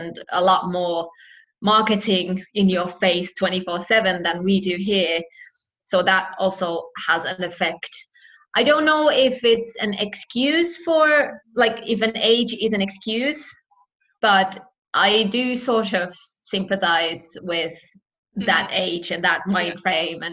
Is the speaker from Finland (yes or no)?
yes; Finland; moved away as an adult; also born or lived in United Kingdom; I've lived in the UK and I'm from Finland myself